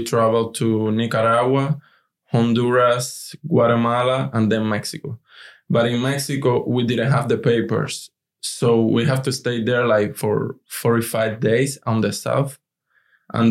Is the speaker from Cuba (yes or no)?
yes; Cuba; English is a second language; moved away as an adult; now in United States; who is Cuban? And we say, yes, we are